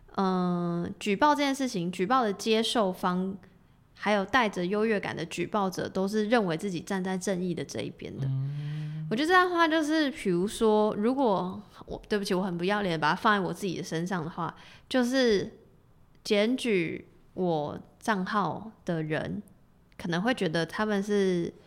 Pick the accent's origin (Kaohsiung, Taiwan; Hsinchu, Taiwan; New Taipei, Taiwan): New Taipei, Taiwan; Tamsui; now in Taipei, Taiwan; 我说我是淡水人，但我现在住台北